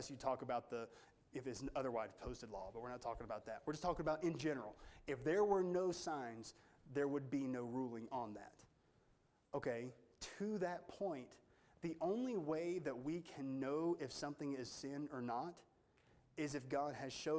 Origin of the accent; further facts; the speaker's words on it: United States; as an American, I'm not held to the Jewish law.